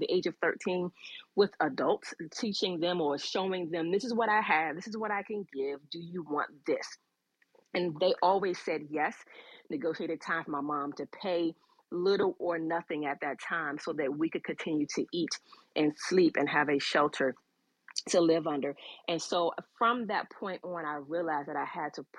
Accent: Washington, District of Columbia, United States; also born or lived in Clinton, Maryland; I grew up in Southeast DC, raised by a mom, single mom, with two brothers

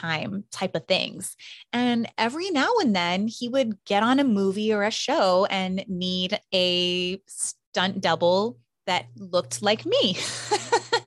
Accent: Hawaii, United States; I'm from Hawaii

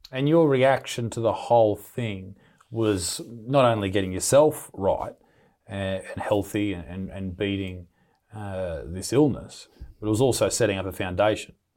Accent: Newcastle, New South Wales, Australia; my hometown here in Newcastle in Australia

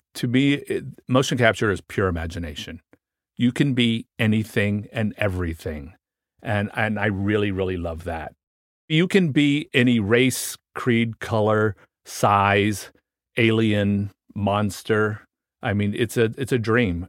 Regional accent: Washington, District of Columbia, United States; I grew up in Washington, D C

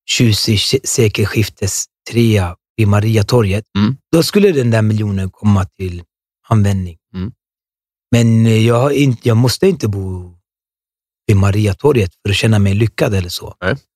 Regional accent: Norsborg, Stockholm County, Sweden

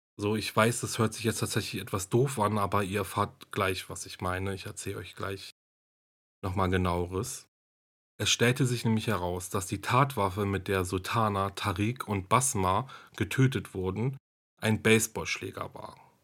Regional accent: Germany; hier bei uns in Deutschland

